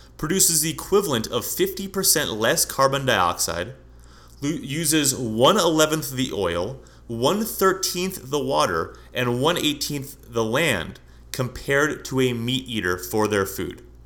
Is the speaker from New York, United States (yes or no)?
no; San Francisco, California, United States; now in Scottsdale, United States; I'm from California, and I've driven, I'm from San Francisco